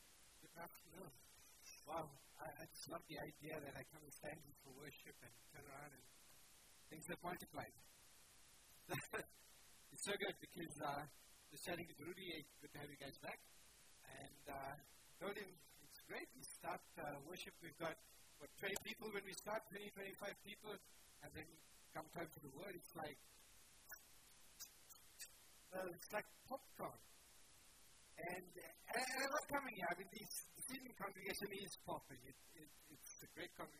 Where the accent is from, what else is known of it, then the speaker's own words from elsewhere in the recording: Sri Lanka; moved away; my home country, Sri Lanka